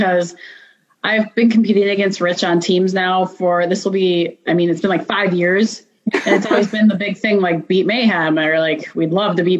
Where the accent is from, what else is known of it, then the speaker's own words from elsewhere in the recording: Minneapolis, Minnesota, United States; moved away as an adult; now in Tennessee, United States; I'm originally from Minneapolis, Minnesota.